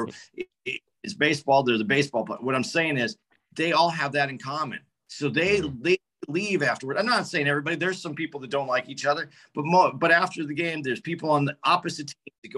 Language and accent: English; Arizona, United States; moved away as an adult; now in New Jersey, United States; I'm from Arizona. My kids still live in Phoenix and I live in New Jersey now